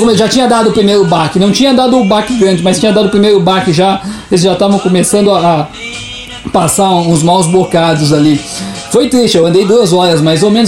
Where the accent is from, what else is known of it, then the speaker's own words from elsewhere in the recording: Curitiba, Paraná, Brazil; nós não somos daqui, nós somos de Curitiba